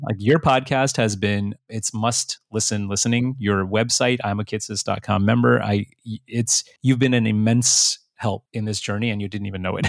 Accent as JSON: {"language": "English", "country": "United States", "tie": "born or raised there", "second_language": "English", "said": "I was a first generation born here. I was born a year after my parents migrated here. I didn't speak any English until I was five years old."}